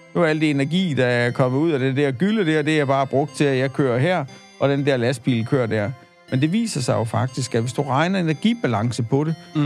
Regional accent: Denmark; vi som danskere

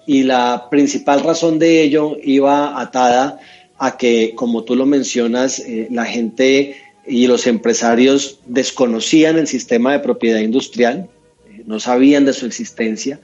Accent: Neiva, Huila, Colombia; moved away as an adult; also born or lived in Bogotá; yo soy un opita, yo soy nacido, nacido en Neiva, allá estudié mi, colegio y me fui para Bogotá

